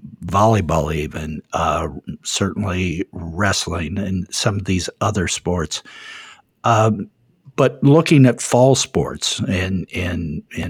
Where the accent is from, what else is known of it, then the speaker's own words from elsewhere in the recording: Ohio, United States; my home state here of Ohio